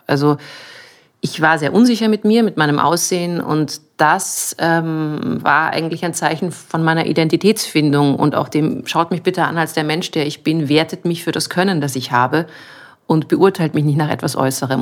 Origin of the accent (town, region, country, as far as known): Munich, Bavaria, Germany; born or raised there; now in Vienna, Austria